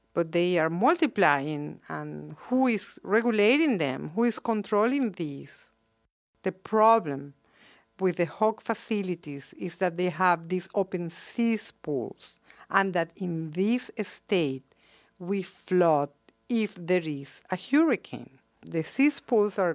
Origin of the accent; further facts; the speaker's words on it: Wilmington, North Carolina, United States; my hometown, Wilmington